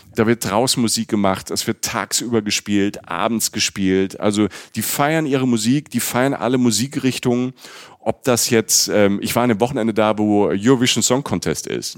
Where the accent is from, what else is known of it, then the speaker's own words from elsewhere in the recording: Germany; also born or lived in Cologne; ich komme äh, aus Deutschland, ich wohne in Köln